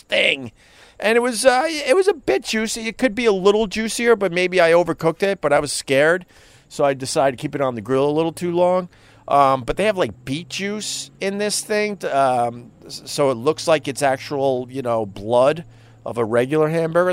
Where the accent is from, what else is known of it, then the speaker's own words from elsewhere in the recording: United States; I'm an American